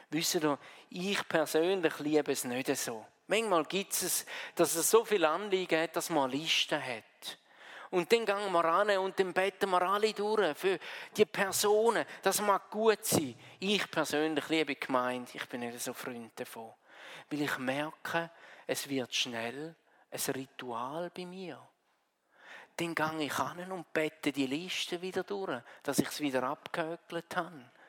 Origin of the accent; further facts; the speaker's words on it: Switzerland; Wir würden sagen Hügel, wir sind ja Schweizer, oder? Bei uns ist nicht so schnell ein Berg.